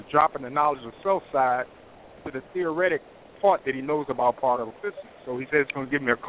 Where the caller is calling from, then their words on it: North Carolina, United States; I'm a caller from North Carolina.